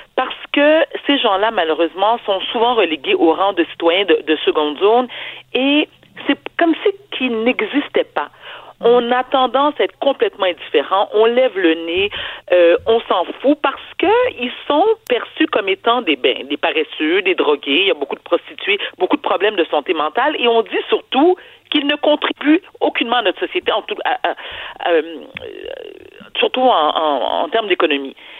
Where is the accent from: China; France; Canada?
Canada; Quebec; also born or lived in Haiti; Au Québec, nous sommes un peuple généreux